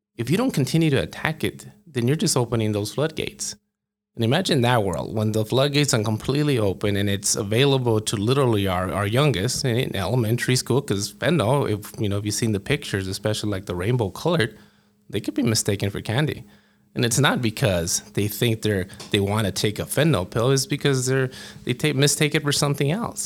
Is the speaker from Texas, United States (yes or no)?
yes; El Paso, Texas, United States; moved away as an adult; now in Albuquerque, United States; I grew up in El Paso